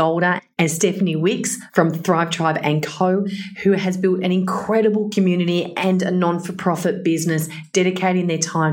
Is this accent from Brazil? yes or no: no; Blue Mountains, New South Wales, Australia; now in Perth, Australia; I was raised in Blue Mountains